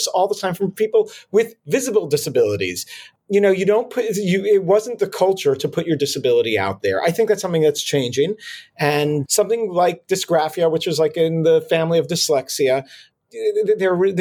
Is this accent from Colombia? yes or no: no; Israel; now in New York, United States; I was born in New York, then grew up in Israel, and have been back in New York for over 20 years.